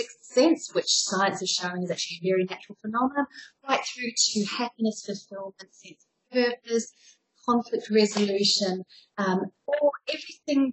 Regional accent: New Zealand; moved away as an adult; also born or lived in Southeast Asia / Australia / Europe; So the funny accent is because I'm a New Zealander. I left New Zealand about 17 years ago, though, and I've been living around Southeast Asia, Australia

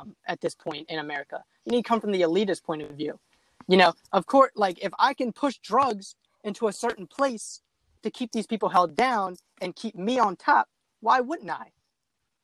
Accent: near Baltimore, Maryland, United States; I grew up like 45 minutes from Baltimore City. So Baltimore City is like my hometown

